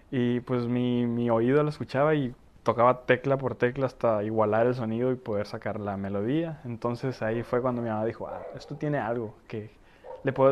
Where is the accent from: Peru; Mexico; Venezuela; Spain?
Mexico; Tijuana, Baja California; also born or lived in Ecatepec; yo, yo nací allá a los cuatro años me vine para Tijuana.